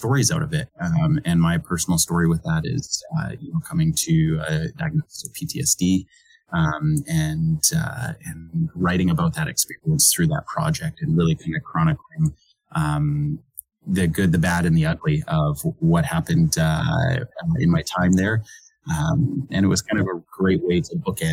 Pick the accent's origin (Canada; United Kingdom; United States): Canada; Okanagan Valley, British Columbia; now in New Brunswick, Canada; I grew up in the Okanagan Valley of British Columbia